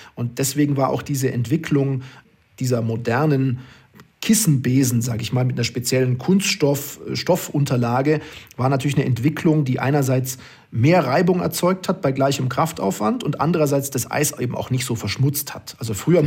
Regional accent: Oberstdorf, Bavaria, Germany; moved away as an adult; now in Duisburg, Germany; ich bin die ersten 20 Jahre meines Lebens äh, in Oberstdorf aufgewachsen

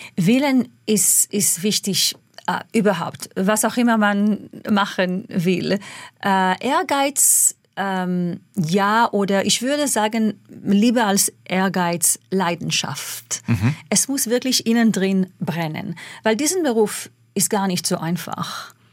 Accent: Israel; German is a second language; moved away; also born or lived in England; ich als Kind in Israel

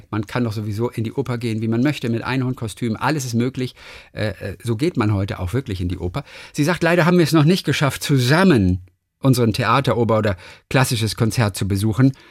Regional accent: Germany; in dem es einen großen Astronauten oder bei uns in der DDR hieß es ja Kosmonauten Raum für Kinder gab

